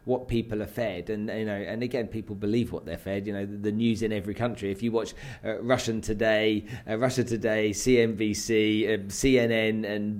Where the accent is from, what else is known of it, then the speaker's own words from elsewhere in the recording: Nigeria; I grew up in Nigeria.